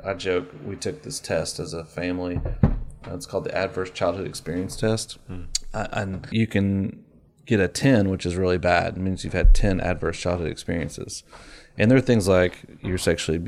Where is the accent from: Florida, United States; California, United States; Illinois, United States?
Florida, United States; I moved to Florida when I was 10